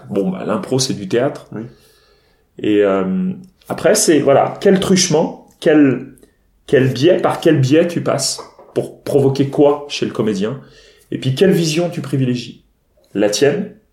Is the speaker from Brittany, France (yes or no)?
yes; Rennes, Brittany, France; also born or lived in Paris